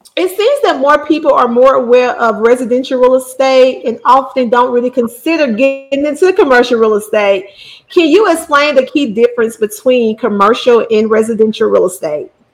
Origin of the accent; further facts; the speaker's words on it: Bessemer, Alabama, United States; I'm from Bessemer. Bessemer's my hometown.